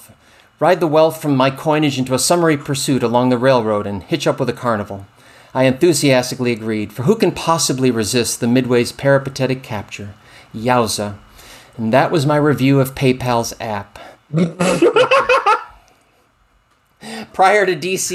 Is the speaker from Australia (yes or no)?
no; Finger Lakes, New York, United States; I grew up in the Finger Lakes